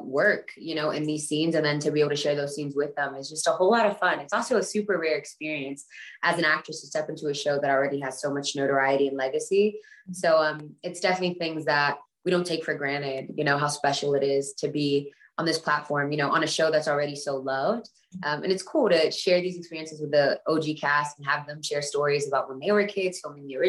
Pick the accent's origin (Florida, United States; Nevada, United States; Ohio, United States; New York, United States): New York, United States; New York City; I'm a girl from the Bronx who is this Black Latina very proudly